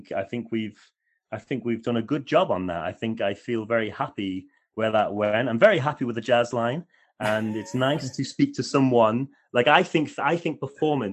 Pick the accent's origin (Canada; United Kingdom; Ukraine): United Kingdom; Wales; we're from Wales